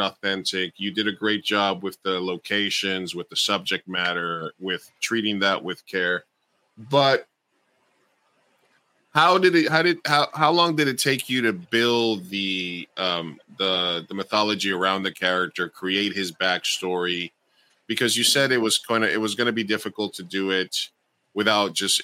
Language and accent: English; New York City, New York, United States; I grew up in Queens